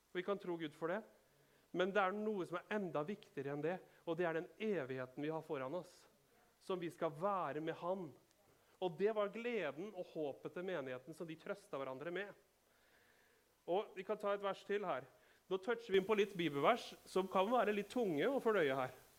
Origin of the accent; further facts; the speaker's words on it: Rakkestad, Østfold, Norway; vi er fra Rakkestad, vi forstår dette språket. Vi er bønder